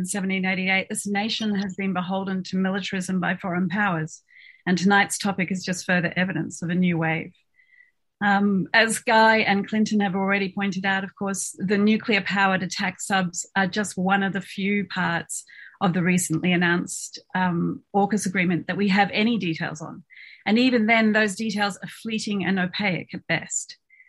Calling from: Melbourne, Victoria, Australia; I'm speaking tonight from Nam on the lands of the Wurundjeri people

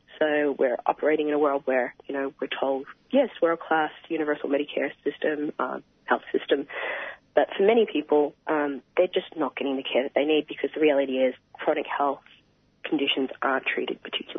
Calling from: Wangaratta, Victoria, Australia; Sure. I'm speaking from Bangarang Land, Wangaratta, and I acknowledge the leaders past, present and future. From Bangarang Land, speaking from my living room.

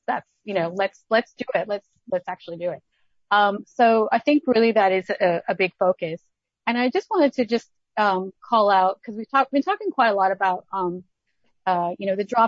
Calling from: Melbourne, Victoria, Australia; I'm actually calling from Melbourne

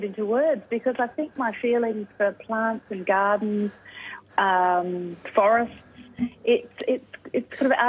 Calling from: Newport, Victoria, Australia; I'm beaming in from Newport on Boonwurrung country.

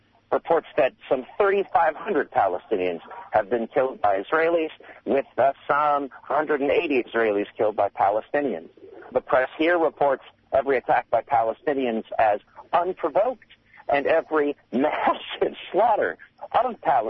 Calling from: New York, United States; I'm calling from New York.

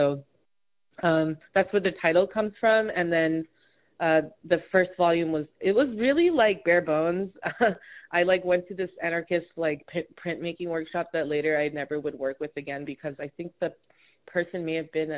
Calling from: Honolulu, Hawaii, United States; also born or lived in New York City; I use they and them pronouns. I'm calling in from Honolulu, Hawaii, specifically the island of Oahu. But I've spent a lot of time in other parts of the U.S., more specifically New York City, but now I'm based in Honolulu.

